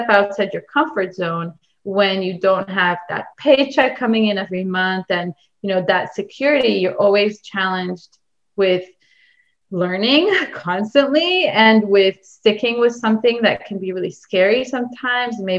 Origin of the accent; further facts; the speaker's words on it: Israel; moved away; I come from Israel